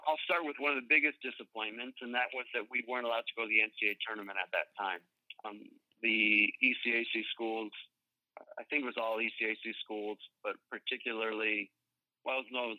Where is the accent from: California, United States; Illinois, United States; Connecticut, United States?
Connecticut, United States; New Haven; born there; also born or lived in Michigan / Minnesota; I was born in New Haven. My parents worked at Yale. They're both scientists. We migrated west to Michigan State.